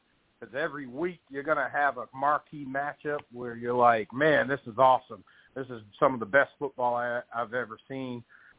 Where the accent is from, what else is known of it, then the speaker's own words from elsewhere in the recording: Massachusetts, United States; I'm from Massachusetts.